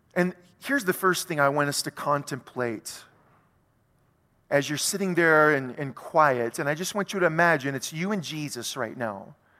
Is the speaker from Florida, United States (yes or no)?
no; South Louisiana, United States; who happened to live in South Louisiana in the United States of America